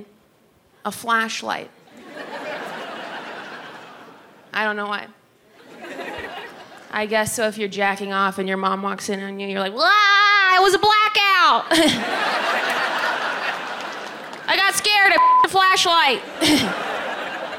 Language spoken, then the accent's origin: English; Ohio, United States; moved away; Ohio, which is where I grew up